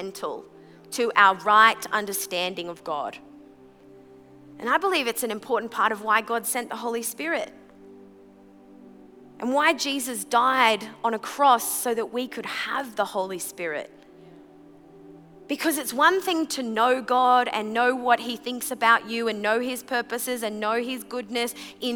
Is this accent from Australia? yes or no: yes; Brisbane, Queensland, Australia; also born or lived in Sunshine Coast; when I was 14 years old, we moved from from Brisbane to the Sunshine Coast